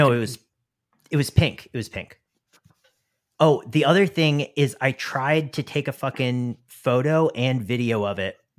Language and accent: English; the South, United States; I would say that I am from the South, despite my like not really having an accent.